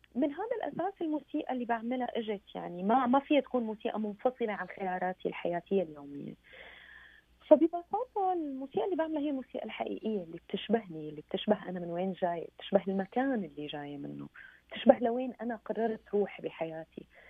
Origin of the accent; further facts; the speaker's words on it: Syria; now in Paris, France; اني سوريه